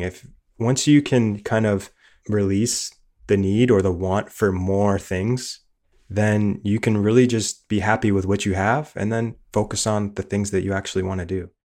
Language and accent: English; Niagara Falls, Ontario, Canada; moved away as an adult; now in Saint John, Canada; We grew up in Niagara Falls